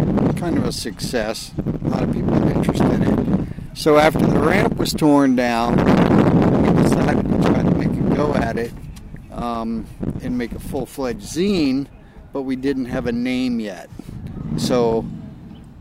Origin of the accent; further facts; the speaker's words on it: Virginia, United States; I was born here in Virginia, grew up here building ramps and skateboarding